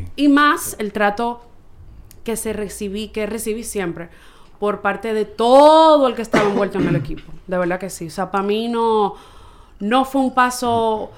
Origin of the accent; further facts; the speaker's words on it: Santo Domingo, Distrito Nacional, Dominican Republic; soy de aquí, de Santo Domingo